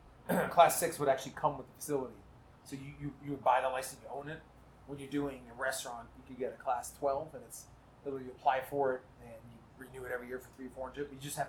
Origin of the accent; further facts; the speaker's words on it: New York City, New York, United States; growing up in New York City, my grandfather had a bar in Brooklyn. It was called the Duck Inn.